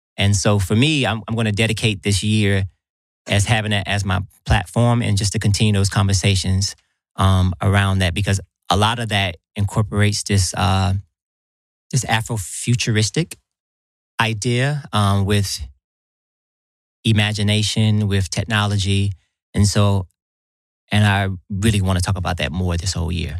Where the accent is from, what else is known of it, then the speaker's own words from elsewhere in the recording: Atlanta, Georgia, United States; I'm here in my hometown